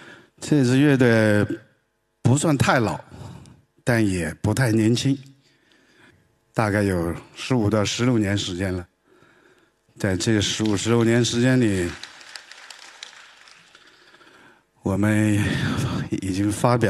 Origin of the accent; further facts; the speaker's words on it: Sichuan, China; 我是南方人，天不怕地不怕，最怕云南人、广东人、四川人说普通话。我就是四川人。而且我还是四川西南最南的地方，海拔两三千米以上的地方的一个一个野蛮人。